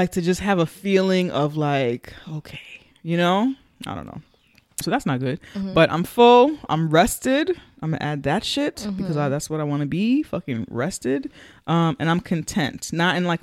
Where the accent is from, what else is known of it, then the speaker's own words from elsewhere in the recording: New York City, New York, United States; from the Bronx